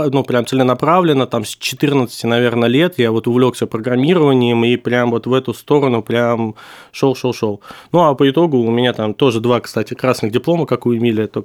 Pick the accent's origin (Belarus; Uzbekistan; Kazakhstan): Uzbekistan; Tashkent; born there; Ну, я родился в Ташкенте и вот готовился уже подавать туда документы.